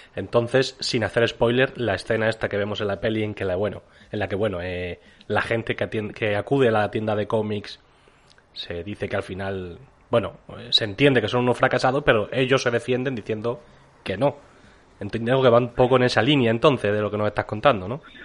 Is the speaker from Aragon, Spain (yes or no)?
no; Extremadura, Spain; somos de Extremadura